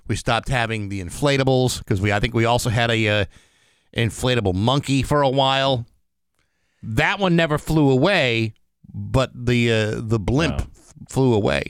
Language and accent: English; Rehoboth, Massachusetts, United States; also born or lived in Attleboro, Massachusetts; in second grade when we moved to Rehoboth from Attleboro